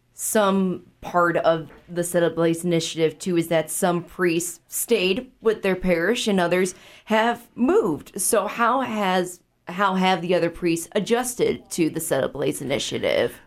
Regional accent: Chicago, Illinois, United States; now in Sioux Falls, United States; my hometown area of Chicago

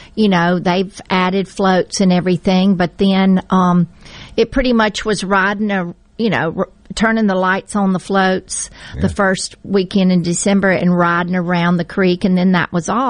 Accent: Huntsville, Alabama, United States; moved away as an adult; now in Leland, Mississippi, United States; I grew up in Huntsville, Alabama, but I've been here for 42 years

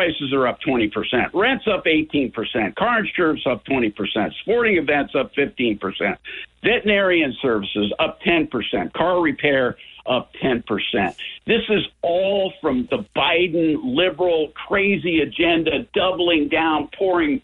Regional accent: Montana, United States; I'm from Montana.

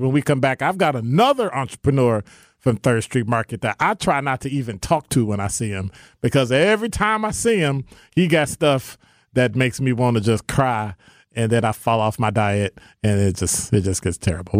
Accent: Chicago, Illinois, United States; moved away; I'm from Chicago

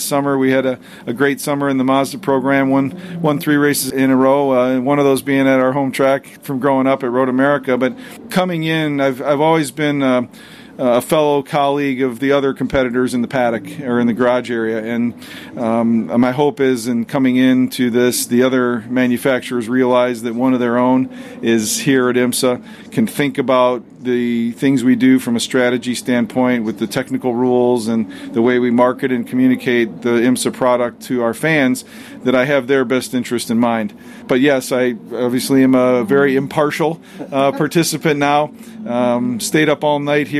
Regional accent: Glen Ellyn, Illinois, United States; I grew up in the Glen Ellyn Wheaton area.

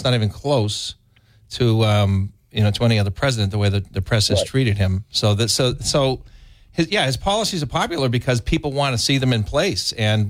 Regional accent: Brockton, Massachusetts, United States; I'm from Brockton, Mass.

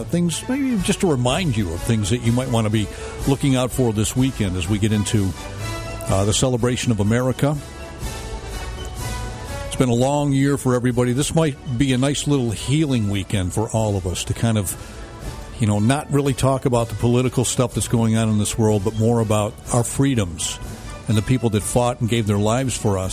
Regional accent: United States; being an American

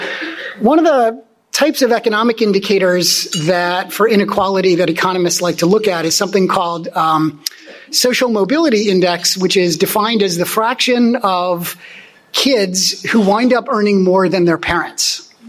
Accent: Germany; born there; moved away; you know, I was born in Germany. I'm an immigrant myself. My parents are high school dropouts.

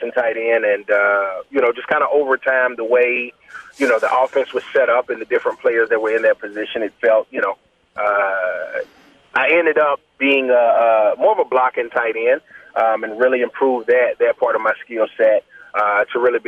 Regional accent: Pascagoula, Mississippi, United States; I'm from the Mississippi Gulf Coast

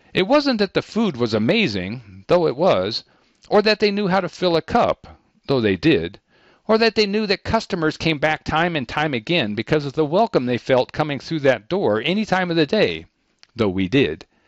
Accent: Midwest, United States; moved away; I'm from the Midwest

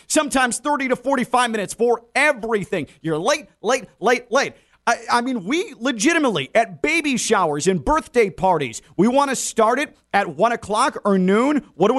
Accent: Chicago, Illinois, United States; I grew up in Chicago, where the Kennedy, not great.

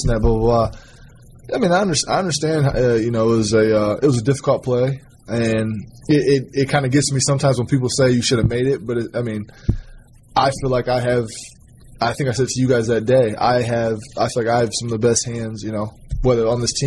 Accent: Fostoria, Ohio, United States; moved away; We were always outside, you know, playing in the streets of Fallstoria

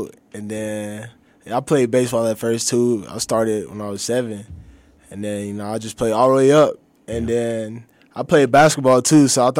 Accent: Smyrna, Tennessee, United States; You know, this is like a small community right outside of Nashville.

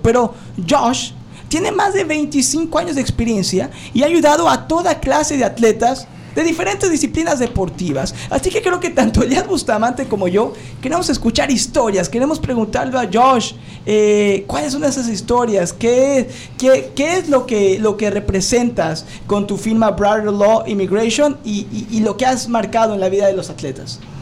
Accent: Mexico; now in United States; yo soy inmigrante de México

